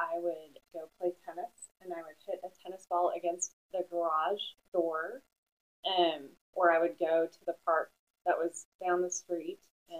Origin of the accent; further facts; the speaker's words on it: Colchester, Vermont, United States; also born or lived in Buffalo, United States; I was born in Buffalo, New York. And I lived there until I was 10, and my parents moved my brother and I to Colchester, Vermont, which is right outside of Burlington, Vermont, and I went to the public schools in Colchester